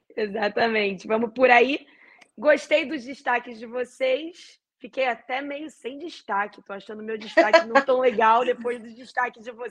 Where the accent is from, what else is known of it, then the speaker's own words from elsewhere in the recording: Brazil; eu, como brasileira e como torcedora da seleção brasileira